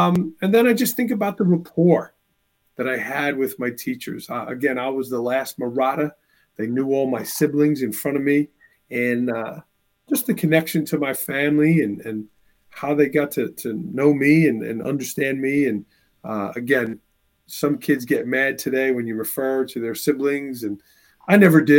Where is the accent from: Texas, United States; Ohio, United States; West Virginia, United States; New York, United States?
New York, United States; New York City; also born or lived in Bay Ridge, Brooklyn; now in Northeast Pennsylvania, United States; I'm originally from New York. I live in Northeast Pennsylvania right now